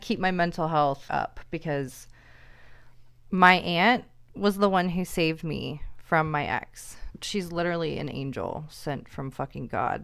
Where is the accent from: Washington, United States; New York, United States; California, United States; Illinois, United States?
Washington, United States; Seattle; moved away as an adult; now in Portland, United States; I'm from Seattle